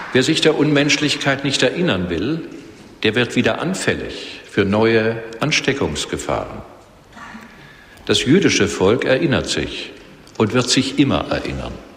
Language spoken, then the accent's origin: German; Germany; Als Deutsche